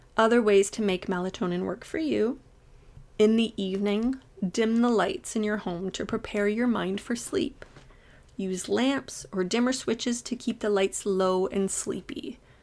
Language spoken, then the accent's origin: English; Toronto, Ontario, Canada; I'm from the Toronto area